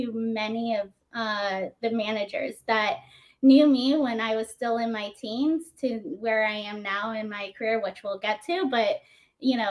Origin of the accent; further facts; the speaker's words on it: Naples, Florida, United States; moved away as an adult; also born or lived in New York City; I grew up in Naples